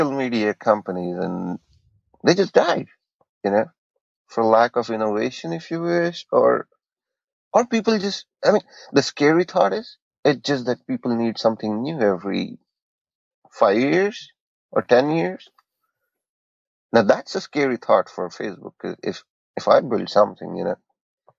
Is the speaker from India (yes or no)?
yes; Buldhana, Maharashtra, India; moved away as an adult; also born or lived in Chikhali, India / Akola, India; now in Columbus, United States; moved back to my hometown, Buldana